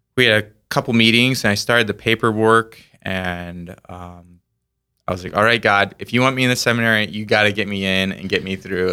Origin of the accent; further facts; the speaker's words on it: Orient, South Dakota, United States; I grew up in the town of Orient